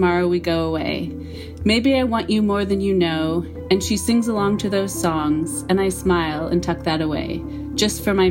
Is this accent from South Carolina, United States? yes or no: no; Mount Vernon, Washington, United States; also born or lived in Seattle; we had all of these experiences together as friends when we're growing up in Mount Vernon in high school